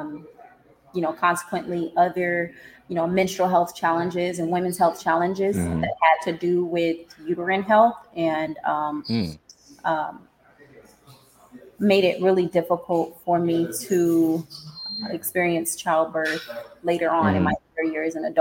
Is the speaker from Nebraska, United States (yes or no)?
no; California, United States; moved away as an adult; also born or lived in Nevada; I'm originally from Cali